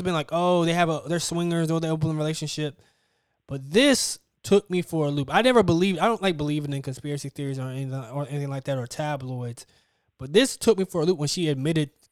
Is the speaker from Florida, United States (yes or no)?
yes; North Florida, United States; I'm from North Florida, where it's really country.